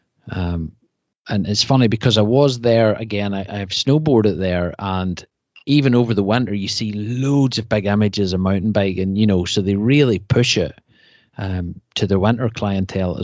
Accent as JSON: {"language": "English", "region": "Northern Ireland", "country": "United Kingdom", "said": "I'm from Northern Ireland"}